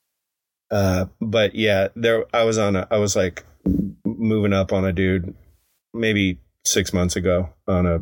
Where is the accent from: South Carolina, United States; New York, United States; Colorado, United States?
Colorado, United States; Evergreen; my hometown of Evergreen, Colorado